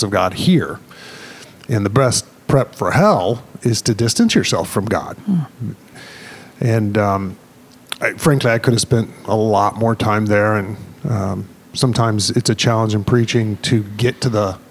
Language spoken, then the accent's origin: English; the South, United States; I grew up in the South in the Southern Baptist